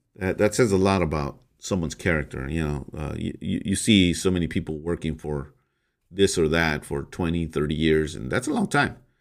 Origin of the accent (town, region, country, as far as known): United States